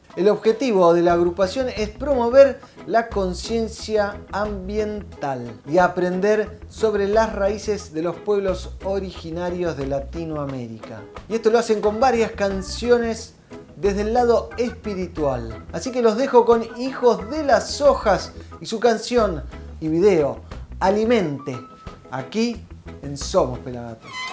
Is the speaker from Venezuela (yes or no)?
no; Buenos Aires, Argentina; Nosotros somos de Buenos Aires